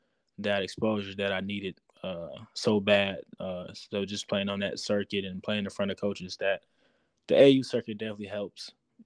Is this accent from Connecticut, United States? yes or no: no; Waukegan, Illinois, United States; Yeah, Waukegan.